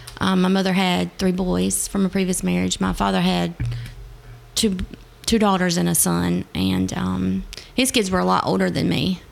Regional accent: Wallace, North Carolina, United States; moved away as an adult; I grew up in North Carolina in a small town.

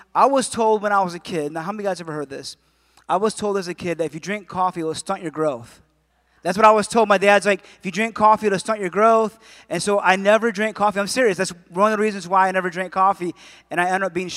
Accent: Adrian, Michigan, United States; moved away; I was born and raised in Adrian

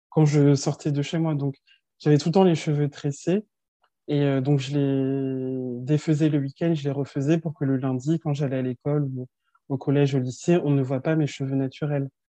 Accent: France; also born or lived in Colmar, Alsace; suis née, j'ai grandi en France et mes deux parents sont nés au Sénégal

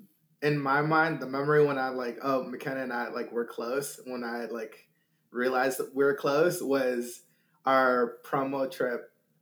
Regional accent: Syracuse, New York, United States; moved away as an adult; also born or lived in Sudan / Egypt; now in Missouri, United States; I'm a refugee, migrated my way to Egypt, lived there for a couple of years, and then moved to New York, upstate New York, Syracuse, and that's where I grew up from the age of 8 until I moved out for college.

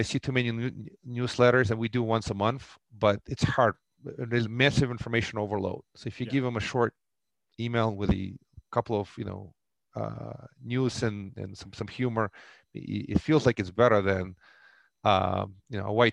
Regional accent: Russia; moved away; Originally, I grew up in the former Soviet Union.

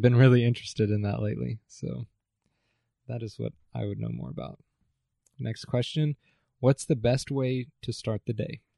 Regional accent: Allen, Texas, United States; moved away as an adult; now in Stephenville, United States; I was born in Allen and also grew up in Allen

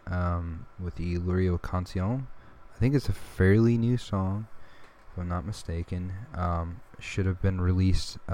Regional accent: Louisiana, United States; my home state of Louisiana

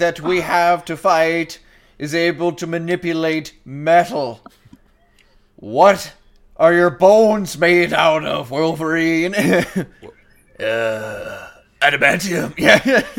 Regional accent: Canada; I'm a Canadian.

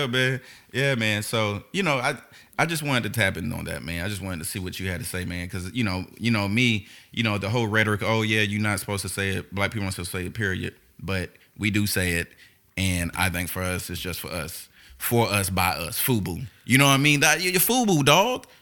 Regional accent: Houston, Texas, United States; I was raised in Houston

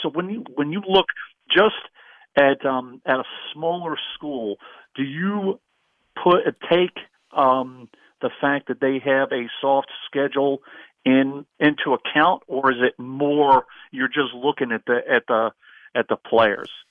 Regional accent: Virginia, United States; I'm from Virginia

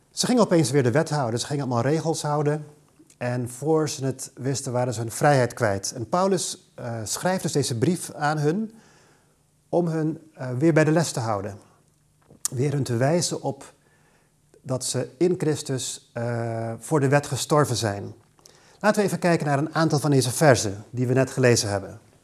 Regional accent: Aruba; moved away; Ik kom zelf oorspronkelijk uit Aruba, waar ik geboren en getogen ben

